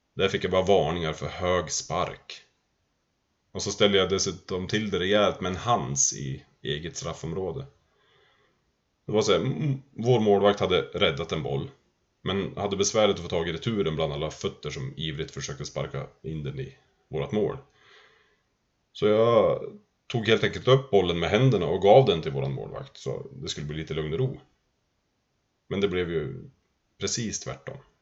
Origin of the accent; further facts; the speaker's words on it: Sundsvall, Västernorrland County, Sweden; Jag kommer från Bosvedjan i Sundsvall. Vi hade flyttat runt en del innan vi hamnade i Bosvedjan. Jag tror jag var sju då